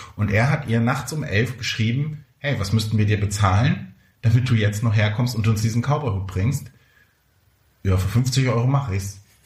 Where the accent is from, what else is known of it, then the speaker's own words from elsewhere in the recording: near Neubrandenburg, Mecklenburg-Vorpommern, Germany; moved away; in der Nähe von Neubrandenburg, in Mecklenburg-Vorpommern, in der Nähe meiner Heimat. Ich fühle mich zu Hause